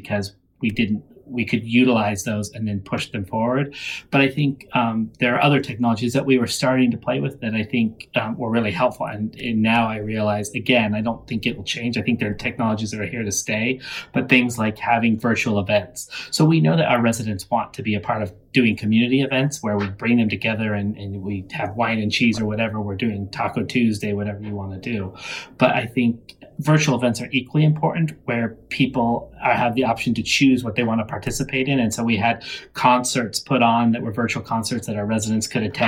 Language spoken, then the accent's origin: English; United States; I'm an American